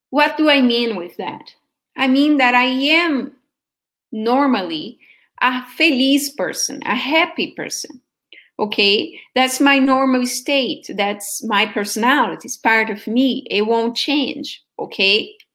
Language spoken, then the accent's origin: English; Brazil; I was born in Brazil, right? I am from Brazil.